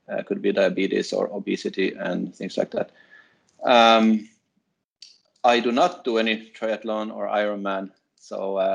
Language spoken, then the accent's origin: English; Sweden; moved away; also born or lived in Finland / Denmark; I'm Finnish and I grew up in Sweden, and uh, then I went to Finland to finish my studies there and uh, started to work there uh, as a test engineer, and uh, I moved to Denmark